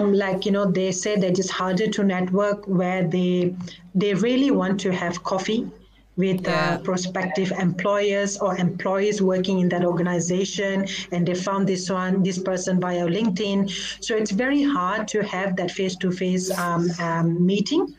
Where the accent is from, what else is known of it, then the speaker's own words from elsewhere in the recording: Malaysia; moved away; And I'm a Malaysian. So in Malaysia, we are taught